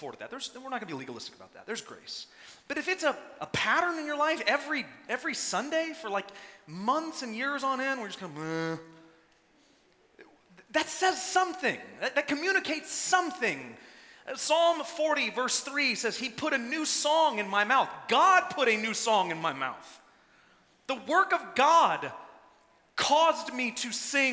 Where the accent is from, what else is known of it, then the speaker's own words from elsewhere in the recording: Texas, United States; I'm from Texas, born and raised